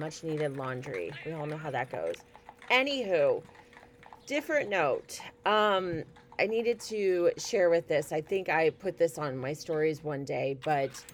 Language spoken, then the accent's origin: English; near Delphi, Indiana, United States; Delphi is not that far away from my hometown.